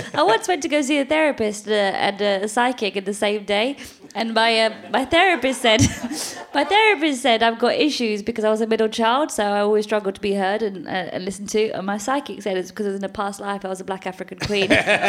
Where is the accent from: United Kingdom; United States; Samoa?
United Kingdom; England; accent: English; I was born and raised in Britain. I'm British. I've got an English accent. I'm British.